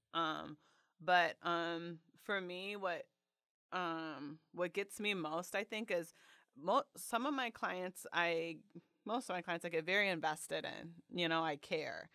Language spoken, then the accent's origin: English; Detroit, Michigan, United States; now in Chicago, United States; I grew up in Metro Detroit, so right outside the city